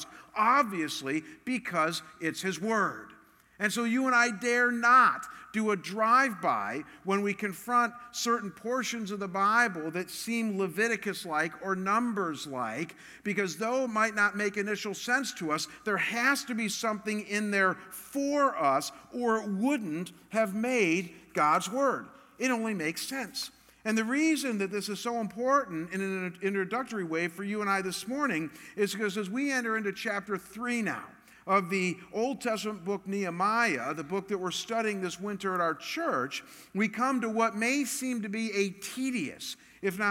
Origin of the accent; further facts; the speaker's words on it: Cleveland, Ohio, United States; I'm from Cleveland